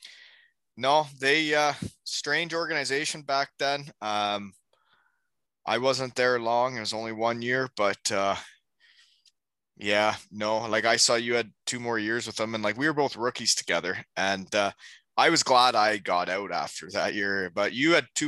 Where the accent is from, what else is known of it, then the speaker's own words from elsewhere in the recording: Ontario, Canada; moved away as an adult; also born or lived in Michigan / Ohio; I grew up in Ontario